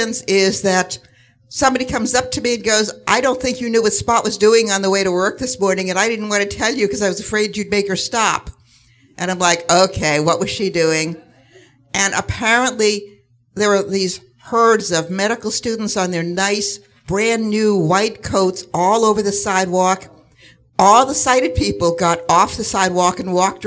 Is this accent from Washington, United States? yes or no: no; Massachusetts, United States; moved away; also born or lived in Pittsburgh, Pennsylvania; I'm from Pittsburgh, Pennsylvania, but I grew up in Massachusetts